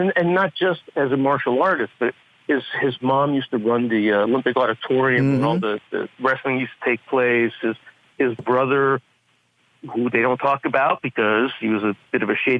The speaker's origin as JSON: {"language": "English", "country": "Canada", "said": "I'm Canadian."}